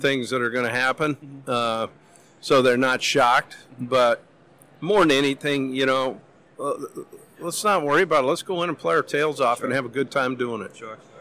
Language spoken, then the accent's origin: English; Missoula, Montana, United States; moved away; growing up in Missoula.